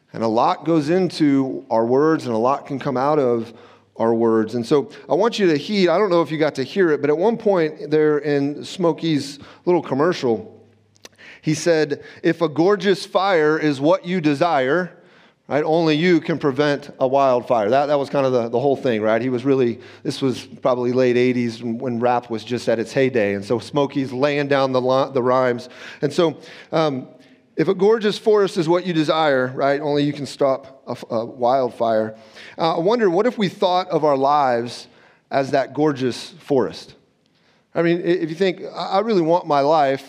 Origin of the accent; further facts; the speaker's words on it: Southern California, United States; I grew up in Southern California